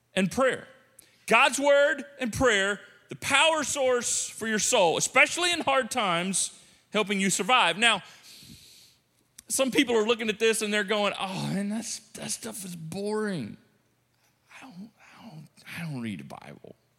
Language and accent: English; United States; as American Christians, modern Christians